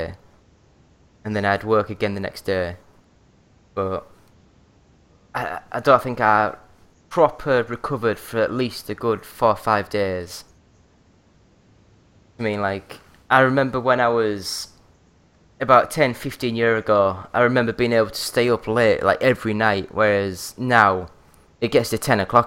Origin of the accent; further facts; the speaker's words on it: Yorkshire and the Humber, United Kingdom; now in Glasgow, United Kingdom; I'm from North Yorkshire